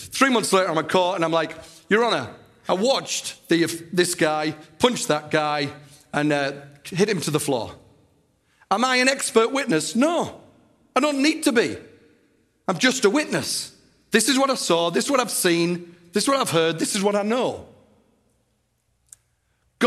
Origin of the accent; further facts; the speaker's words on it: Teesside, North East England, United Kingdom; my hometown, Teesside